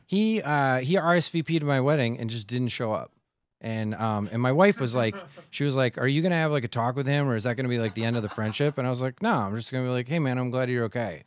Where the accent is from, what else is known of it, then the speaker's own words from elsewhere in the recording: Midwest, United States; moved away; I'm from the Midwest